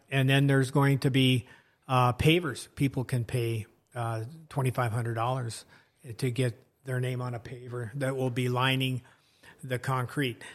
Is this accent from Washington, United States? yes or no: yes; Washington, United States; moved away as an adult; also born or lived in Marshall County, Minnesota; I grew up out in Washington State